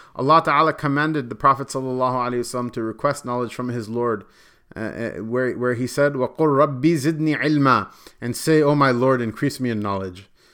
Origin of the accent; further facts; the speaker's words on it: Punjab, Pakistan; Not only am I from Pakistan, but I'm also Punjabi, and I go, "I'm also Arain."